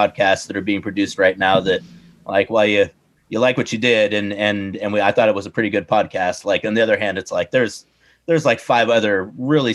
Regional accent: Newberg, Oregon, United States; also born or lived in Sacramento, California; I grew up mostly in Newburgh, went to high school in Newburgh

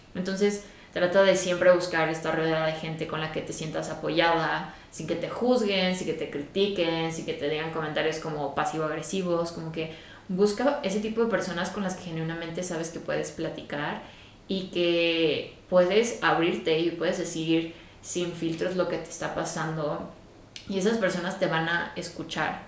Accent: Guadalajara, Jalisco, Mexico; moved away as an adult; also born or lived in England; mi familia ya no vive en Guadalajara, que es de donde yo soy

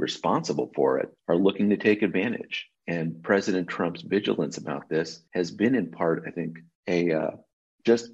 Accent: California, United States; I'm a Californian

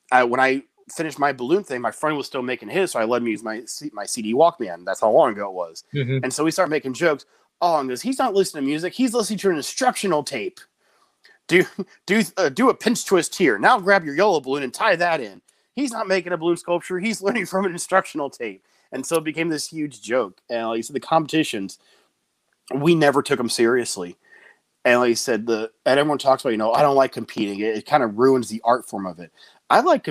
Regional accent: just outside San Francisco, California, United States; I grew up just outside San Francisco

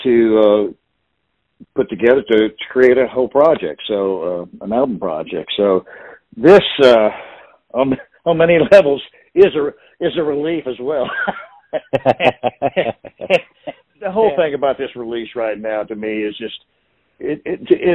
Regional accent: Southern Missouri, United States; moved away as an adult; also born or lived in Central Illinois; now in Nashville, United States; I was born and raised in Southern Missouri

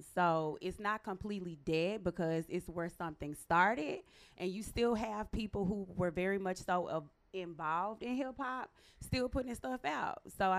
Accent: Memphis, Tennessee, United States; now in New York, United States; I am from Memphis, fucking Tennessee.

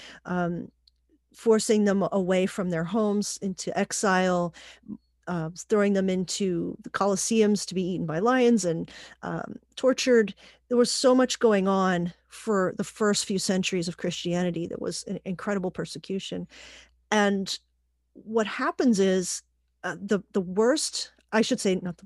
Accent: Pittsburgh, Pennsylvania, United States; also born or lived in Puerto Rico; I was born in Puerto Rico and raised in Pittsburgh mostly

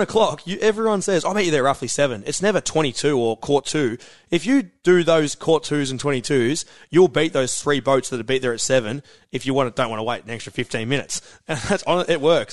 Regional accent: Queenscliff, Victoria, Australia; Queenscliff is where I'm from

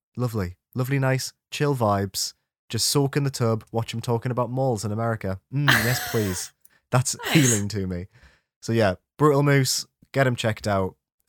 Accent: United Kingdom; which is inherently fascinating to me as like a British person.

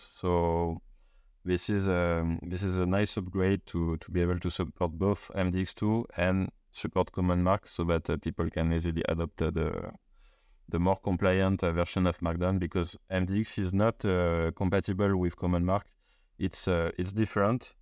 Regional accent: Paris, Île-de-France, France; I'm from Paris

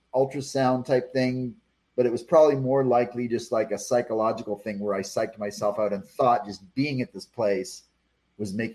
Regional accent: Texas, United States; I am Texan

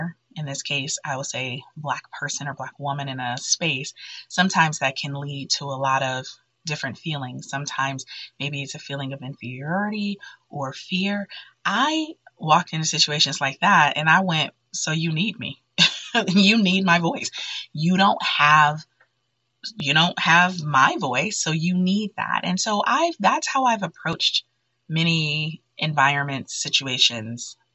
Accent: Detroit, Michigan, United States; growing up in Detroit, where all of my friends pretty much were Black

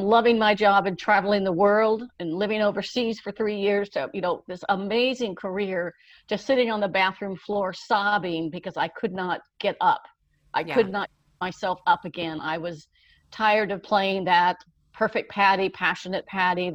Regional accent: California, United States; also born or lived in Wheeling, West Virginia; I was born in Wheeling, West Virginia, but we moved to California when I was 5 years old

